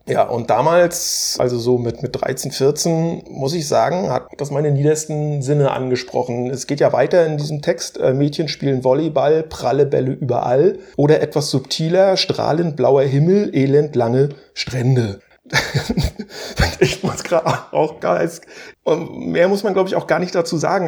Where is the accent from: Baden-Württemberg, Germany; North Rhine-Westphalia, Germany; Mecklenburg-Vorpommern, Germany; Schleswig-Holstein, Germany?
Mecklenburg-Vorpommern, Germany; Stralsund; moved away; ich bin ja wie gesagt in Stralsund an der Ostsee groß geworden